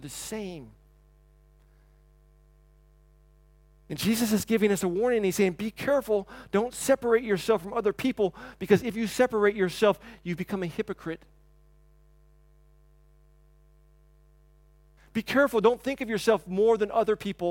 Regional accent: the South, United States; growing up in the South and you take your hat off and yes ma'am and no ma'am

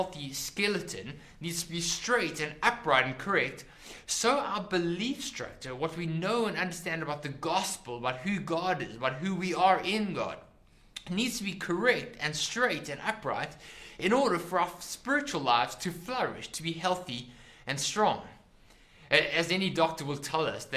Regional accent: South Africa; When I was growing up, I grew up in South Africa.

